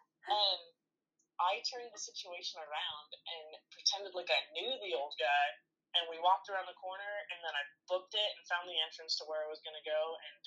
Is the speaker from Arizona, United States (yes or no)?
yes; Arizona, United States; we're from Arizona